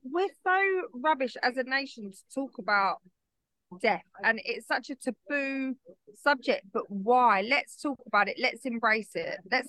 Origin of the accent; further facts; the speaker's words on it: United Kingdom; we're so British, even the way people think I should be at 33 and a widow